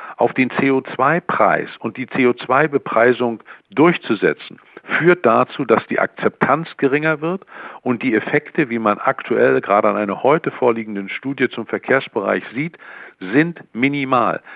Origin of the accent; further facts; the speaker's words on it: Mecklenburg-Vorpommern, Germany; in meinem Heimatland Mecklenburg-Vorpommern